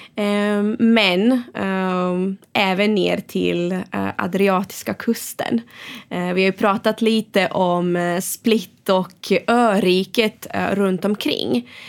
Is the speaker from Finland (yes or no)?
no; Sweden; moved away